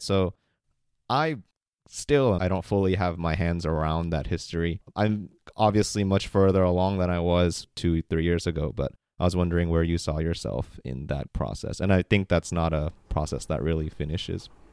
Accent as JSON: {"language": "English", "country": "United States", "tie": "born or raised there", "said": "as a Korean American growing up in America"}